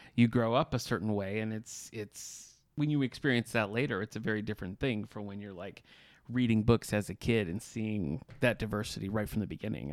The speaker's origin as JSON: {"language": "English", "town": "Battle Creek", "region": "Michigan", "country": "United States", "said": "I'm from Battle Creek, Michigan"}